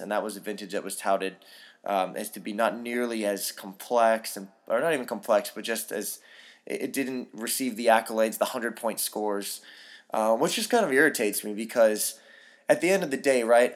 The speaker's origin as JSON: {"language": "English", "town": "San Francisco", "region": "California", "country": "United States", "tie": "born or raised there", "moved": "yes", "said": "I grew up in San Francisco"}